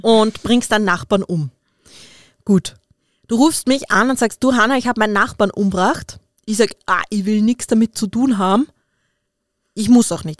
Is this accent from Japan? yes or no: no; Austria; bei uns in Österreich